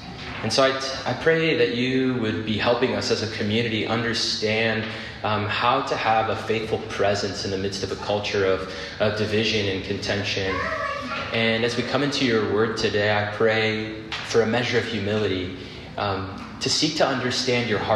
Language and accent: English; Phoenix, Arizona, United States; I grew up in Phoenix